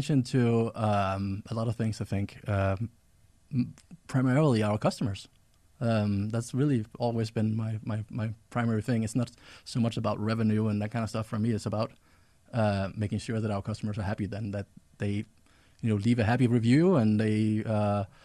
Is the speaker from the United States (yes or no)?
no; Denmark; I grew up in Denmark, so I traveled around in Denmark and talked to other kids.